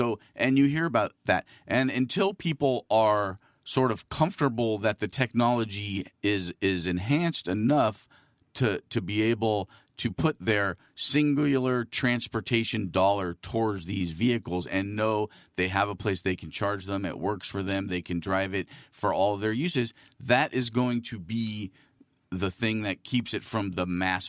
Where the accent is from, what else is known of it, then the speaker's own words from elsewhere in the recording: California, United States; born there; I was born in California. My mother was born in California.